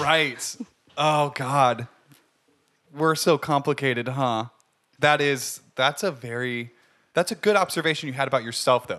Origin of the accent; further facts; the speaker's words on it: Ohio, United States; moved away; I'm from Ohio